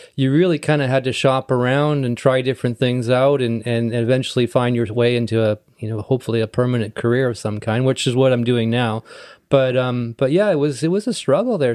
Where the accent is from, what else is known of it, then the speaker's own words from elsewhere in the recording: North Vancouver, British Columbia, Canada; also born or lived in Esquimalt; I was born and raised in North Vancouver